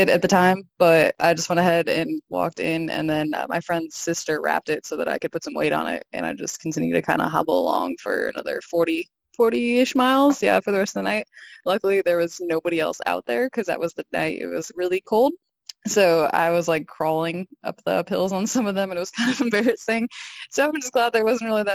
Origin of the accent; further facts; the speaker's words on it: Oklahoma, United States; I'm from Oklahoma. It's pretty flat.